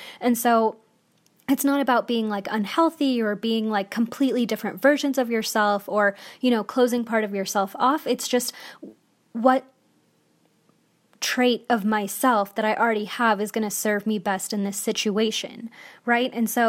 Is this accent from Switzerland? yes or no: no; India; So I'm Indian, and I'm just going to talk about, you know, my experience being Indian